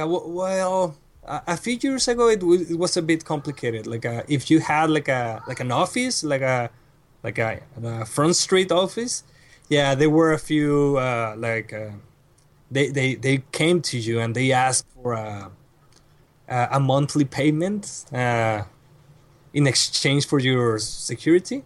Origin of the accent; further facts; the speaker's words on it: Reynosa, Tamaulipas, Mexico; English is a second language; moved away as an adult; now in Monterrey, Mexico; I was born and raised in Reynosa